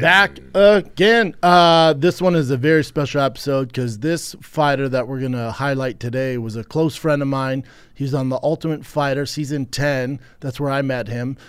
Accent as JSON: {"language": "English", "town": "Denver", "region": "Colorado", "country": "United States", "tie": "born or raised there", "said": "my hometown, Denver, Colorado"}